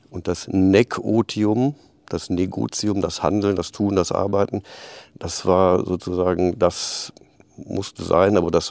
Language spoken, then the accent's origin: German; Aachen, North Rhine-Westphalia, Germany; born there; accent: Rhenish; Ich komme aus Aachen gebürtig, Rheinländer. Das hört man auch noch ein bisschen an dem rheinischen Singsang.